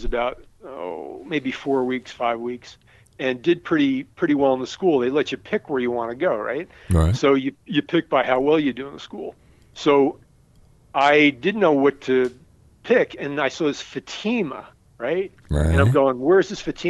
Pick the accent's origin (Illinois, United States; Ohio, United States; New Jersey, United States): New Jersey, United States; moved away as an adult; now in Texas, United States; I grew up in New Jersey